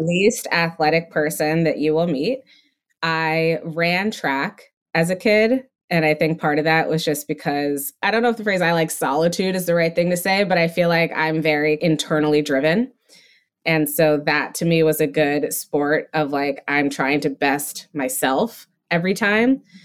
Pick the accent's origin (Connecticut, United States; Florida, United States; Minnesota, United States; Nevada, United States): Connecticut, United States; also born or lived in Massachusetts; I grew up in Massachusetts, raised in Connecticut